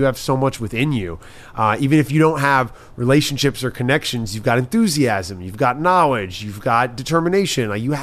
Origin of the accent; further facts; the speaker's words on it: New York City, New York, United States; moved away as an adult; now in Los Angeles, United States; I grew up in New York.